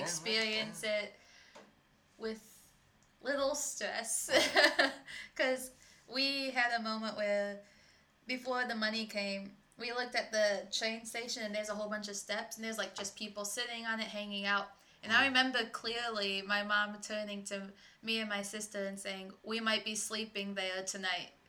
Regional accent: Michigan, United States; first language English; also born or lived in Ecuador; now in Illinois, United States; to Michigan family because I'm from Michigan

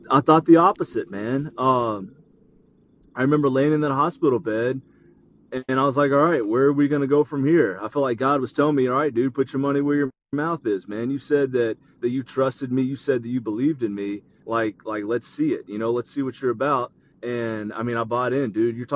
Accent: the South, United States; well, no, like definitely growing up in the South, you know, you see tornadoes

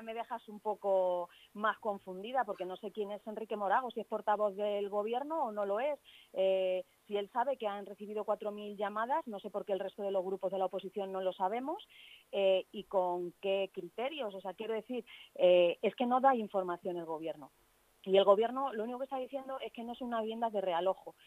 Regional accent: Leganés, Community of Madrid, Spain; Yo soy vecina de Arroyo Culebro

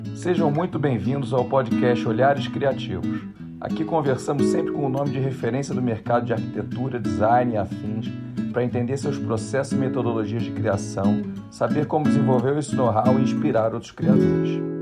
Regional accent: Rio de Janeiro, Brazil; moved away as an adult; now in São Paulo, Brazil; Sou carioca e vim para São Paulo em 2003

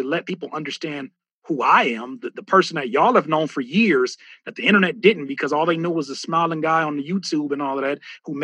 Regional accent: Southern California, United States; we're from Southern California

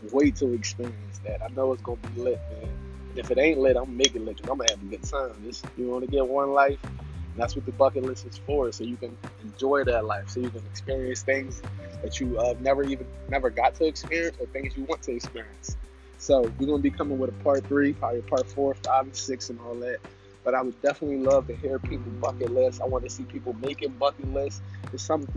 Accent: Philadelphia, Pennsylvania, United States; moved away; me being a Philly kid, Philadelphia forever, I've lived other places, I've been other places, but Philly is my hometown

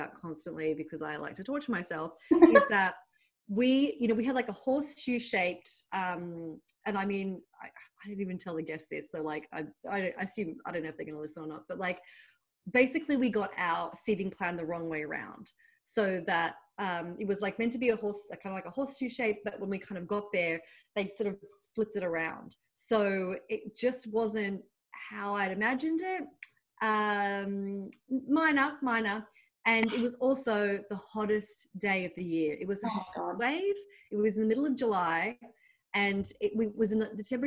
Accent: Sydney, New South Wales, Australia; accent: Australian; moved away as an adult; now in New York, United States; When I left Sydney at 29

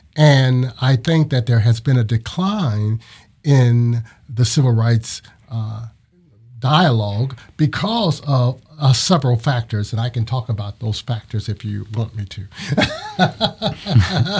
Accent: Ohio, United States; moved away as an adult; now in Florida, United States; I'm originally from Ohio.

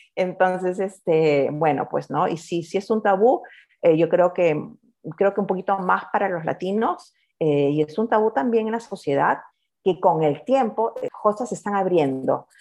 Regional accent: Lima, Peru; moved away as an adult; now in Australia; por el acento ya deben de estar adivinando, soy de Perú, ah, de la capital, y nos mudamos acá a Australia en el 2006

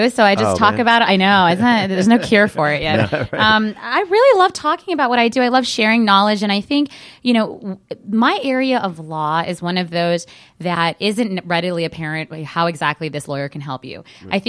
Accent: California, United States; I grew up in Southern California, so for us it was a natural transition

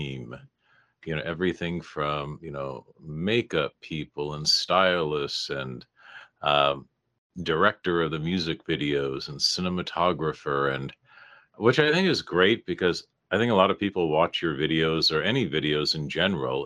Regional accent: West Coast, United States; being from the West Coast

